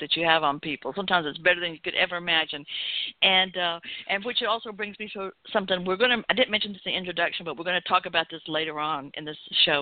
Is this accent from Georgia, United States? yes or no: yes; Atlanta, Georgia, United States; Growing up in the South in Atlanta